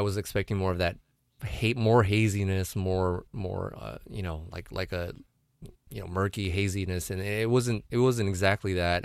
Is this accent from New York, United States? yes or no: no; San Diego County, California, United States; my hometown, uh, breweries